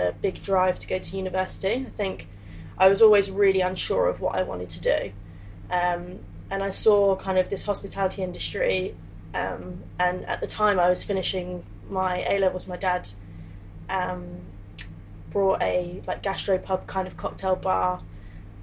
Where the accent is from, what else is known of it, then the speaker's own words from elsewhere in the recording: Tamworth, West Midlands, United Kingdom; moved away as an adult; also born or lived in Birmingham; now in London, United Kingdom; So I was born just outside of Birmingham. So I've lived in like Tamworth for pretty much my whole life before moving to London.